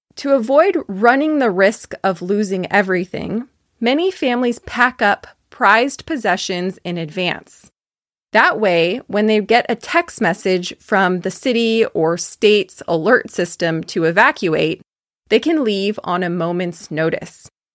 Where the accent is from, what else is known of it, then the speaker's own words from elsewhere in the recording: Fairfield, California, United States; I am from California, as you probably know by now. I grew up in a city called Fairfield